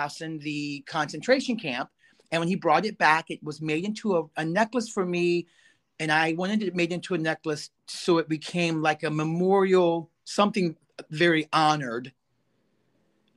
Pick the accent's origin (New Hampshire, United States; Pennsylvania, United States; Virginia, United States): Virginia, United States; Stephens City; also born or lived in Winchester, Virginia; It was Stephen City